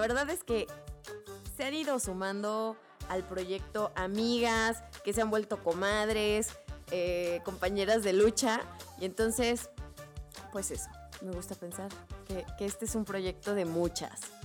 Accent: Guanajuato, Mexico; yo soy de Guanajuato, México

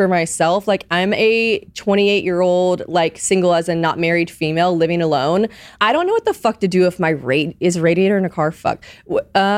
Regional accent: the South, United States; moved away as an adult; also born or lived in Nashville, Tennessee; now in New York, United States; I grew up in the South

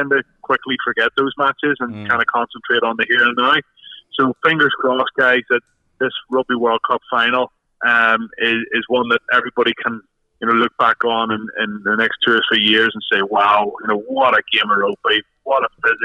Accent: Ireland; as an Irishman

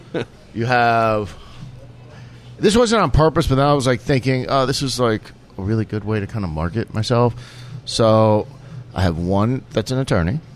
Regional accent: New York, United States; moved away as an adult; now in Houston, United States; growing up in New York

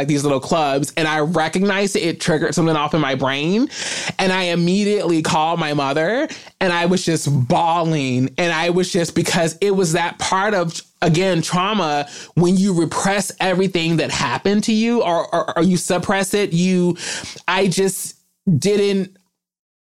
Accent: Kentucky, United States; I am from Kentucky

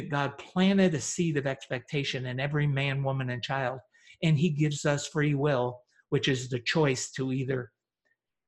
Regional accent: upstate New York, United States; also born or lived in Teaneck, New Jersey; I was born in Teaneck, New Jersey, and at 9 moved to a very remote farm in upstate New York

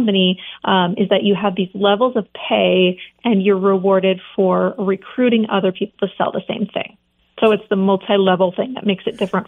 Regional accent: Montana, United States; born or raised there; also born or lived in California / Pennsylvania / Seattle

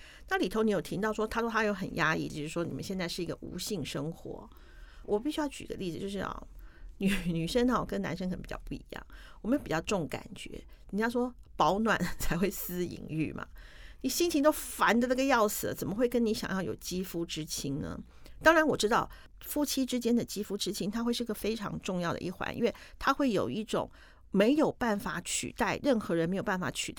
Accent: Taiwan; 可是我们台湾人一定懂。

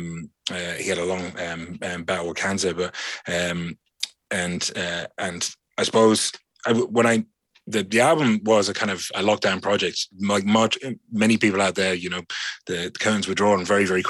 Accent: London, United Kingdom; now in Ireland; I grew up in London

